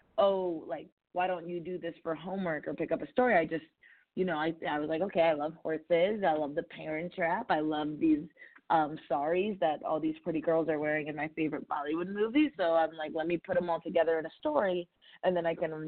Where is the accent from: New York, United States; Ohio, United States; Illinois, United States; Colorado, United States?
Illinois, United States; Chicago; I was born in Chicago